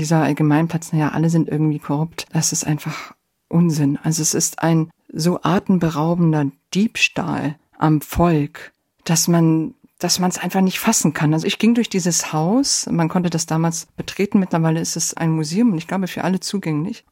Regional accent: Germany; also born or lived in Poland; Ich bin gebürtig aus Polen und im Alter von acht Jahren äh, sind meine Familie und ich nach Deutschland emigriert

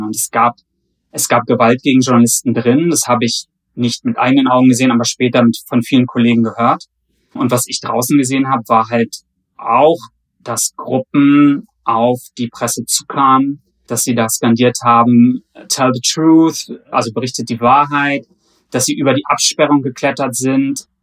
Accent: Germany; ich bin aus Deutschland

